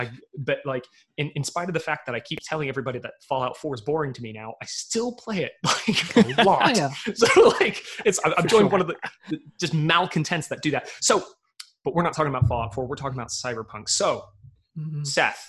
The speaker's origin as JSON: {"language": "English", "country": "United Kingdom", "said": "I'm just, I'm ready to be disappointed because I'm British. You may not know it because I don't sound like it, but my people crave disappointment."}